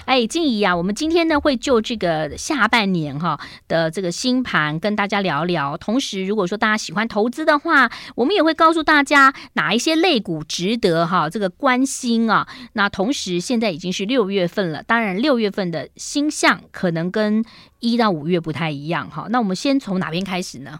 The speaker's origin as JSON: {"language": "Chinese", "area": "Jinshan Street", "region": "Taipei", "country": "Taiwan", "tie": "born or raised there", "said": "我们从小时候住在金山街"}